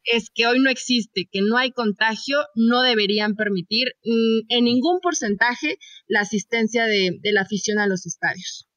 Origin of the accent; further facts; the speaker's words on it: Mexico; como mexicanos, chicas, nos conocemos